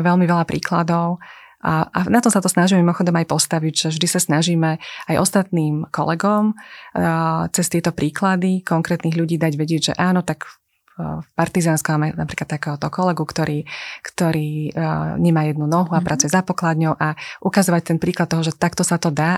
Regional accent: Slovakia; My sme Slováci s veľkým otvoreným srdcom

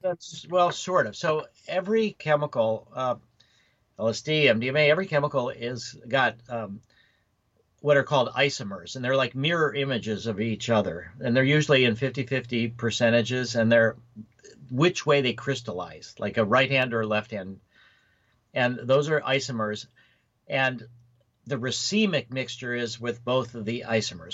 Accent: Chicago area, Illinois, United States; also born or lived in Oak Park, Illinois / Skokie, Illinois / Winnetka, Illinois; I was uh, born in Oak Park. Well, Michael Reese Hospital um, in Chicago. Then I lived in Oak Park till I was a couple years. Then I lived in Skokie.

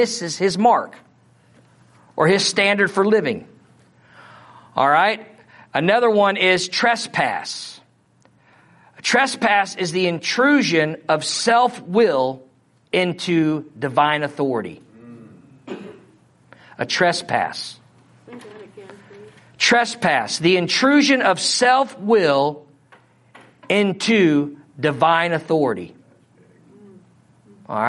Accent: Missouri, United States; accent: Missouri; my Missouri accent

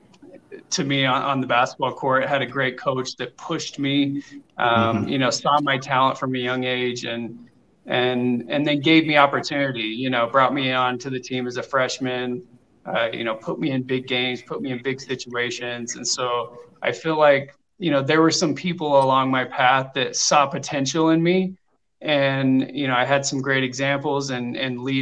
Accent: Alpine, Utah, United States; also born or lived in Belgium; we moved to Alpine when I was about 8 years old and lived there, awesome. Through high school.

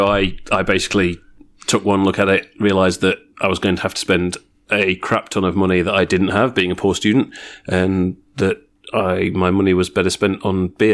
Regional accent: near Games Workshop headquarters, East Midlands, United Kingdom; now in Australia; I came from the UK originally, grew up around about 5 miles, so about 8 kilometres from Games Workshop headquarters.

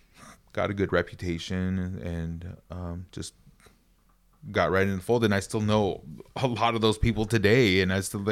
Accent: Flagstaff, Arizona, United States; In Arizona. That's where I'm originally from. I'm Navajo. I grew up in Flagstaff. Super tight family on and off the res.

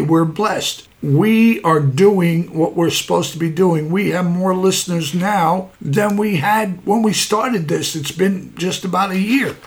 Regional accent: New York City, New York, United States; I'm a kid from Brooklyn

